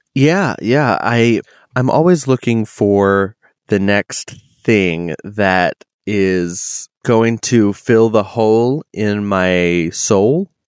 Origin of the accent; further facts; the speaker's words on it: New England, United States; now in Pacific Northwest, United States; I I come from New England